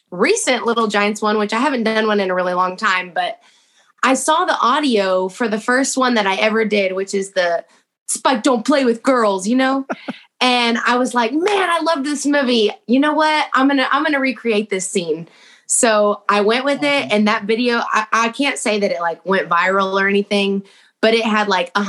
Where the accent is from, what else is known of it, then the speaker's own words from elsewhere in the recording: Texas, United States; It's like, man, I'm from Texas and I can't root against those Cowboys.